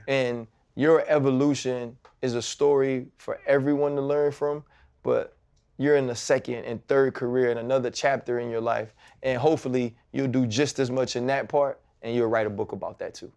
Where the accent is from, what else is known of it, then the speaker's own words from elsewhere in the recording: New Orleans, Louisiana, United States; I'm from New Orleans